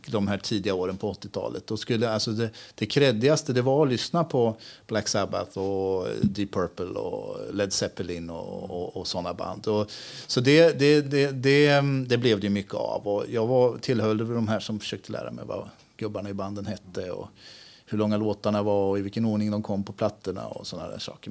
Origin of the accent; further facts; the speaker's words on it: Askersund, Örebro County, Sweden; moved away as an adult; also born or lived in Spain; now in Örebro, Sweden; Jag är uppväxt i Askersund och bodde där hela min uppväxt